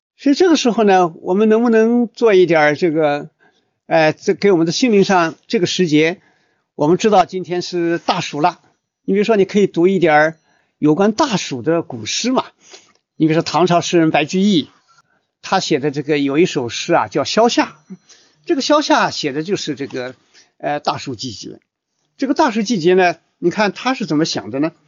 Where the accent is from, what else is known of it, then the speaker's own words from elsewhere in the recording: China; 我们作为中国人